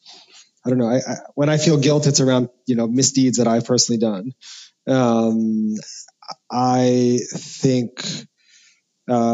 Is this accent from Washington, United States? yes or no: no; New York City, New York, United States; I grew up in New York City